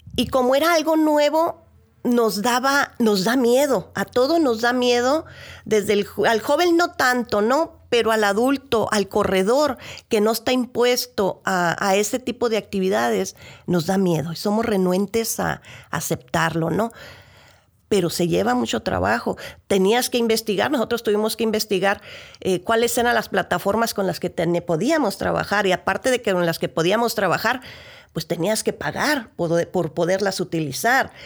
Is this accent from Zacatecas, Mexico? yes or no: no; Ensenada, Baja California, Mexico; si somos de aquí de Ensenada